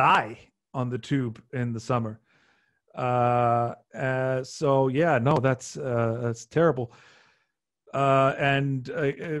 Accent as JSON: {"language": "English", "country": "Iceland", "also_born_or_lived": "London, United Kingdom", "said": "Icelanders are, we're like half like genealogically, we're half Irish, half Norwegian"}